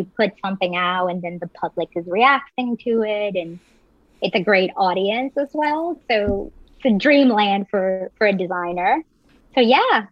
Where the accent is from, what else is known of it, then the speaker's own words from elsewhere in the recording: Medellín, Antioquia, Colombia; also born or lived in Providence; now in New York, United States; I'm originally from Colombia. So I grew up in beautiful Medellin, Colombia.